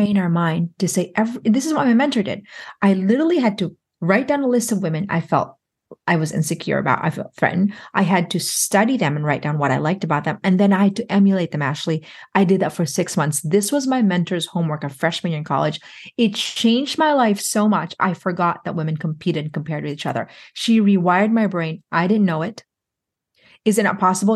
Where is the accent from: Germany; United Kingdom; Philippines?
Philippines; I'm Filipino